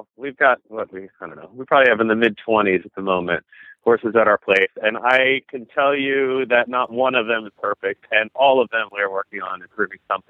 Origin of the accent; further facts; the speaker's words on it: New Jersey, United States; I grew up, my parents still live in, my sister as well, still up in New Jersey. We live about an hour west of New York City